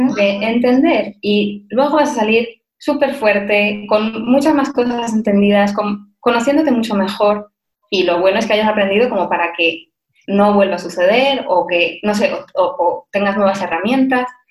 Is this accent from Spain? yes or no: yes; Spain; moved away; also born or lived in Madrid; soy española, se me nota muchísimo